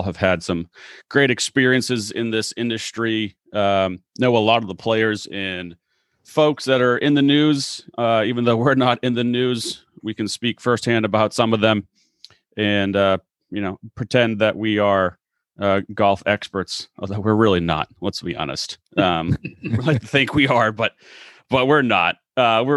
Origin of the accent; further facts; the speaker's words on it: Massachusetts, United States; moved away as an adult; also born or lived in Clemson, South Carolina; born and raised in Massachusetts, the resident northerner